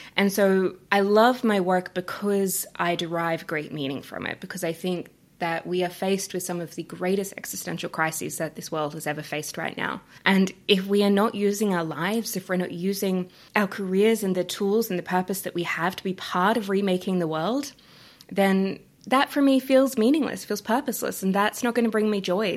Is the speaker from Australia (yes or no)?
yes; Australia; accent: Australian; now in Canada; I'm Australian, if you can hear my accent